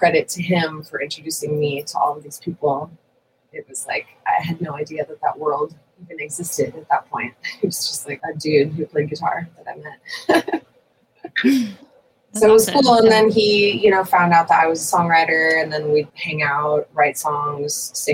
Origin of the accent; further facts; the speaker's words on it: Santa Barbara, California, United States; I am from Santa Barbara